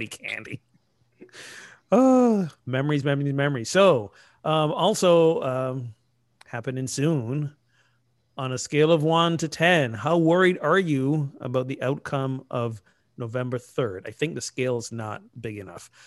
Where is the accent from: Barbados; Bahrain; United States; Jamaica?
Barbados; moved away; I grew up in Barbados, a British colony.